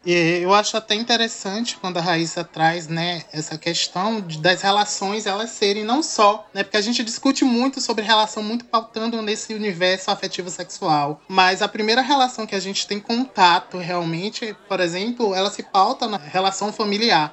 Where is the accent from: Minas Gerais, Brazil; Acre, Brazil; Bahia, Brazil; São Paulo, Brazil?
Bahia, Brazil; Santo Antônio de Jesus; moved away as an adult; now in Salvador, Brazil; sou natural de Santo Antônio de Jesus, Bahia, Recôncavo Baiano, né, mas resido em Salvador há 10 anos